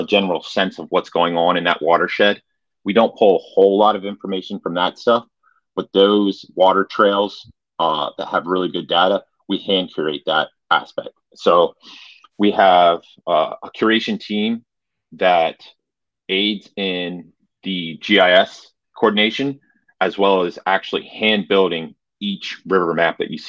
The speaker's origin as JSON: {"language": "English", "region": "Central Pennsylvania", "country": "United States", "said": "I'm from Central Pennsylvania"}